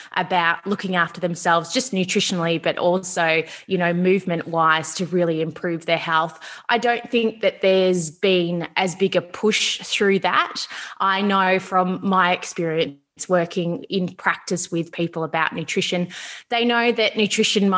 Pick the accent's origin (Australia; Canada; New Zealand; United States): Australia; Melbourne, Victoria; I'm from Melbourne, Australia